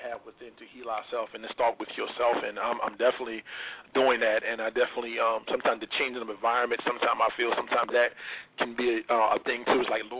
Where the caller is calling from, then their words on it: South Carolina, United States; I'm calling from South Carolina.